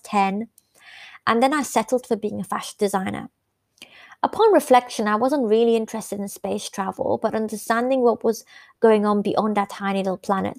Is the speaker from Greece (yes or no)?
no; the north of England, United Kingdom; also born or lived in Iran; Growing up in the 80s in Northern England, away from my home country, which was Iran